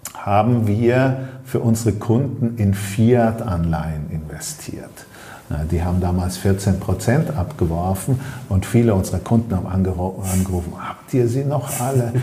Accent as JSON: {"language": "German", "country": "Germany", "also_born_or_lived": "Ostholstein", "said": "wir als Deutsche"}